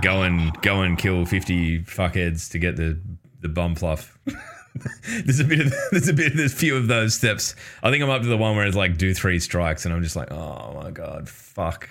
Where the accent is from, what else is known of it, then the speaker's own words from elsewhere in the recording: Australia; as an Australian